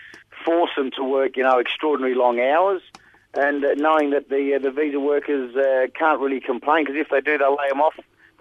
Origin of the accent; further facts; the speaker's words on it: Scotland, United Kingdom; born there; moved away; Myself, I was born in Scotland and then we immigrated out here in 1967